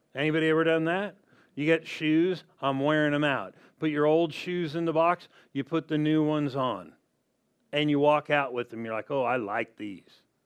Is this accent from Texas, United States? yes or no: no; Southern California, United States; growing up in Southern California